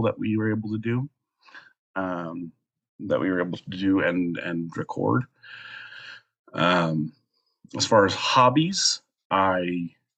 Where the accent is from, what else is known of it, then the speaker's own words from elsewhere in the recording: Colorado, United States; moved away as an adult; now in Alaska, United States; I'm originally from Colorado, a little tiny town in Colorado. I've been living in Alaska for almost a year.